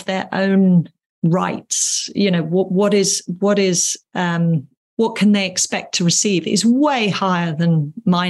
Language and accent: English; England, United Kingdom; being English